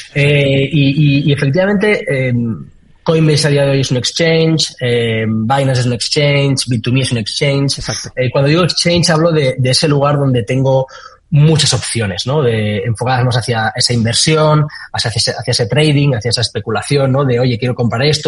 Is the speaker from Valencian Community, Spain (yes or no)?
yes; Valencia, Valencian Community, Spain; yo soy de Valencia y arranqué preguntando que quién hacía algo de cripto en Valencia.